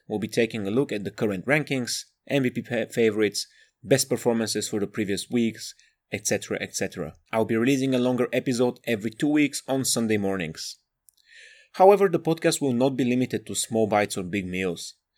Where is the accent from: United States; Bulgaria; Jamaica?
Bulgaria; moved away as an adult; now in Sheffield, United Kingdom; I'm from Bulgaria, but I live in the north of England, shout out Sheffield and South Yorkshire